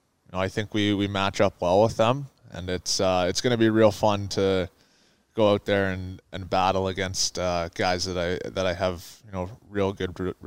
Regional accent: Calgary, Alberta, Canada; Growing up in Calgary, it's your only dream that you have as a young hockey player to make it to the NHL.

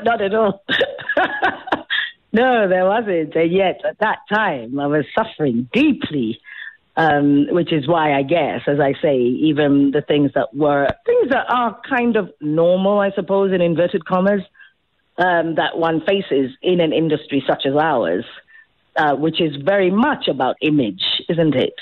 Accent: South Africa; moved away; also born or lived in England; I am the South African actress. So how heartening to come home

